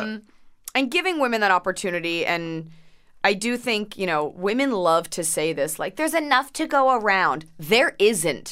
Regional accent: Dallas, Texas, United States; born or raised there; moved away; also born or lived in Plano, Texas

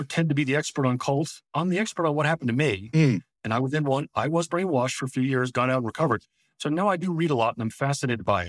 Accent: New Jersey, United States; moved away as an adult; also born or lived in Washington, D.C. / Idaho / Montana; Born and raised in New Jersey, went to school in D.C.

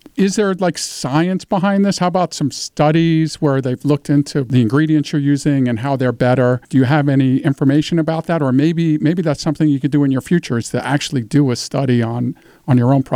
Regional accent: Brooklyn, New York, United States; So I'm from Brooklyn.

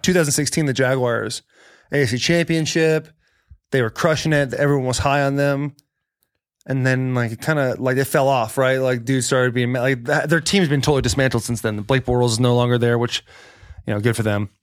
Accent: Arizona, United States; also born or lived in California; now in Nashville, United States; I was born in California, grew up in Arizona

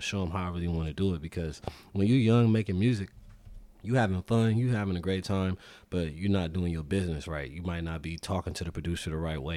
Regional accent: Los Angeles, California, United States; South Central L A. Grew up off Western.

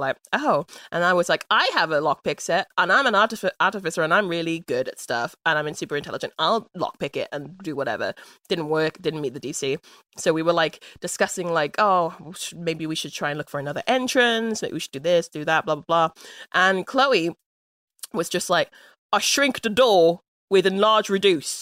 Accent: London, United Kingdom; I'm from London. This is not a London accent.

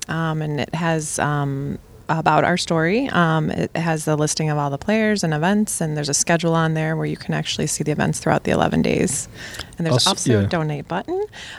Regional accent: Buffalo, New York, United States; also born or lived in Rhode Island / Kenmore, Tonawanda; I was actually born in Rhode Island and at age 5 moved to Buffalo. My dad was an administrator at Buffalo State College and moved us to Orchard Park and quickly realized that was Snowbelt area and moved the whole family after 1 year into Kenmore, Tonawanda.

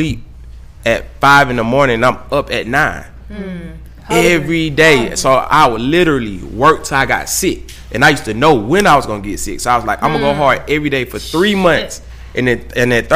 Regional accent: Atlanta, Georgia, United States; I'm from the streets of Atlanta

